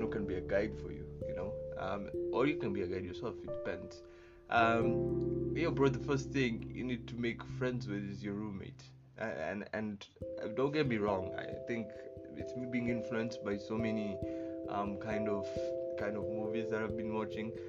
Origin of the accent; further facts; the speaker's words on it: Kenya; I'm coming from Kenya